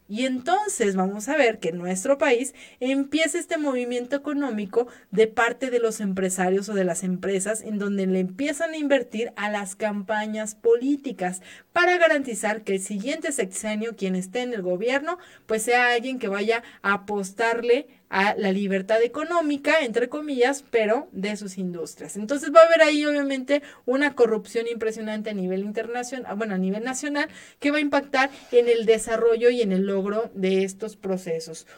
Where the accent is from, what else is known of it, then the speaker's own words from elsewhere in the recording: Mexico; nuestra realidad como mexicanos